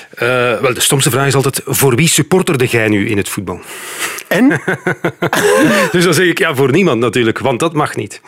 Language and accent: Dutch; near Leuven, Flanders, Belgium; wij waren eigenlijk eh, uit de buurt van Leuven